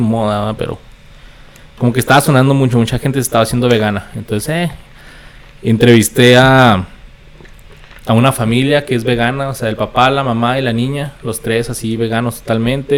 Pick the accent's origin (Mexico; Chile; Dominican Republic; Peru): Mexico; Ciudad Juárez, Chihuahua; also born or lived in Mexico City / El Paso, Texas, United States; la vida me trajo de, regreso a, Ciudad Juárez.